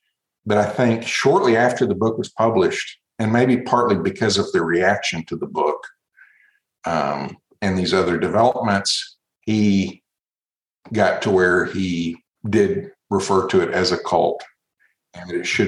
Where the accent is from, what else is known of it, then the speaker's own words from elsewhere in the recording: Brazil; I grew up in Brazil, and the word culto is the word for worship.